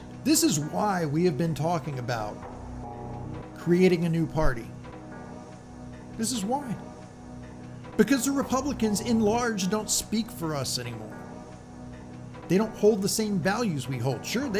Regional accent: United States; I was born in the United States. I've spent my entire life in the United States. I have lived on the East Coast, the West Coast. I've lived in the South. I've lived up North. I'm now in the Midwest.

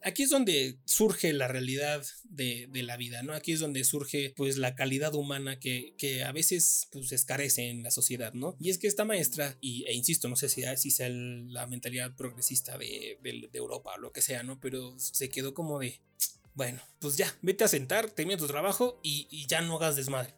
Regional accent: Mexico

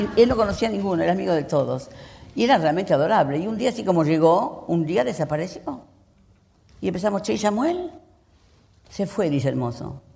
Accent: Uruguay; now in Argentina; yo soy uruguaya

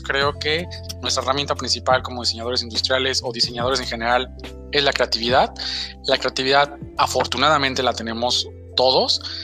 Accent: Mexico; un sello que tenemos como mexicanos

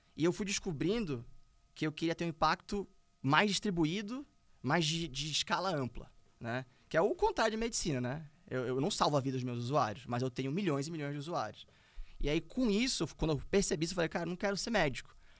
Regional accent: Brazil; nós éramos sete brasileiros

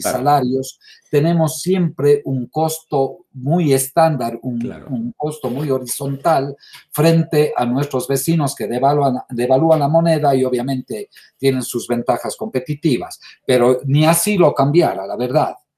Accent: Ecuador; para nosotros hoy, como ecuatorianos

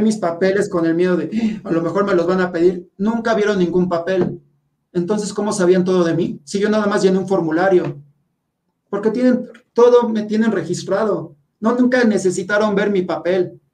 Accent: Mexico; todos los mexicanos estamos todos miedosos

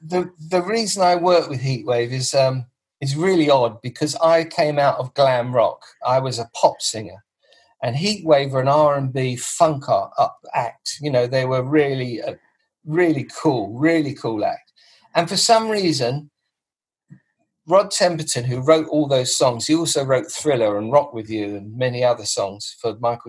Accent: Grimsby, Yorkshire and the Humber, United Kingdom; They're all from Germany except me. I'm from Grimsby.

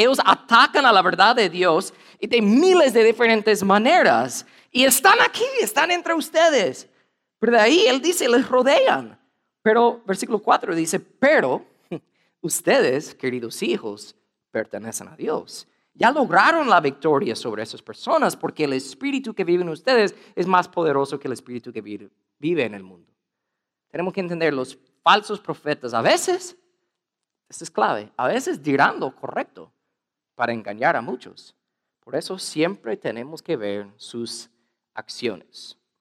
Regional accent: United States; Spanish is a second language; soy gringo

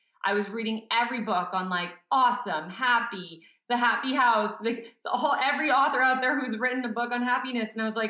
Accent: Montreal, Quebec, Canada; now in Calgary, Canada; I'm from Montreal

